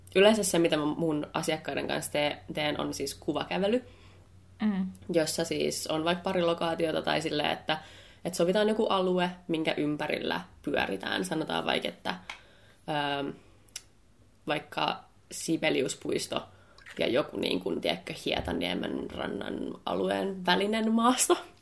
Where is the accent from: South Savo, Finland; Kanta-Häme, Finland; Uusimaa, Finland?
Uusimaa, Finland; Helsinki; Mä oon helsinkiläinen ammattivalokuvaaja